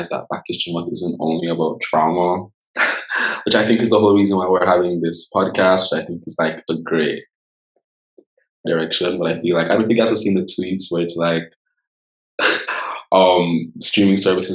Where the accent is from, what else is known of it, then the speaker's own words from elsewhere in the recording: Jamaica; being Jamaican. I love my island.